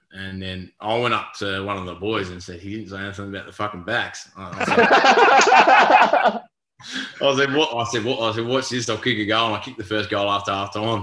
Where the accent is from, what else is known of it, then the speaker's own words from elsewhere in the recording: Darwin, Northern Territory, Australia; moved away; I grew up in Darwin